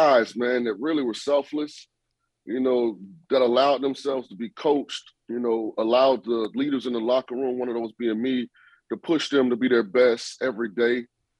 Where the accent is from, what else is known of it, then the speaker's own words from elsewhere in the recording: Tampa Bay Area, Florida, United States; moved away as an adult; now in Las Vegas, United States; Tampa, I love Tampa. I'm from the Bay Area.